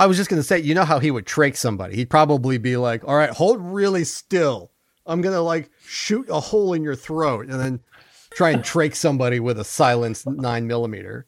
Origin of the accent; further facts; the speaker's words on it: Bay Area, California, United States; I grew up in the Bay Area, and when I was growing up there